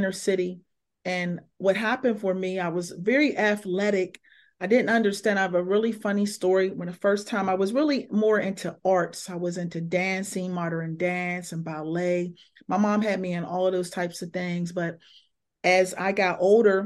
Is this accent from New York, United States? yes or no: no; Pittsburgh, Pennsylvania, United States; moved away as an adult; now in Cleveland, United States; I'm from Pittsburgh, Pennsylvania. I'm born right in a city